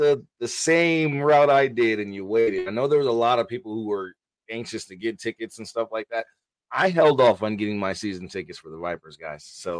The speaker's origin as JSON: {"language": "English", "town": "Paterson", "region": "New Jersey", "country": "United States", "said": "But I'm actually from New Jersey. I'm actually from Patterson, New Jersey."}